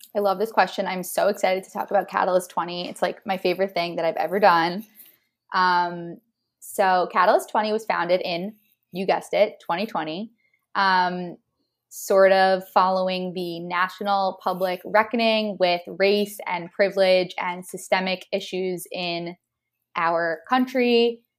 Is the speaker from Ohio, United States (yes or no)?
no; New Jersey, United States; moved away as an adult; also born or lived in Austin, Texas; I'm from New Jersey